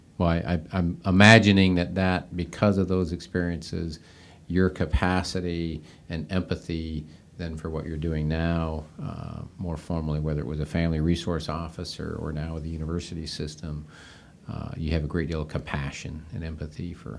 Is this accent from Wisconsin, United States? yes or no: no; Seattle, Washington, United States; Yeah, and it's funny, I grew up out in the Seattle, Washington area.